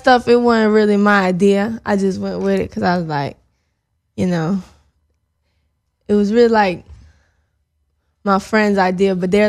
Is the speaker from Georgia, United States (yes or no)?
yes; Atlanta, Georgia, United States; Yeah, Atlanta.